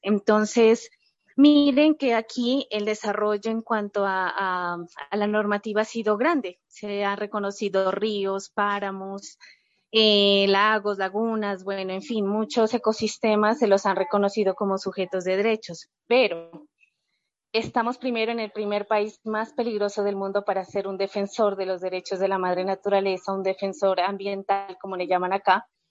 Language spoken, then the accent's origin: Spanish; Nariño, Colombia; en Colombia, en mi país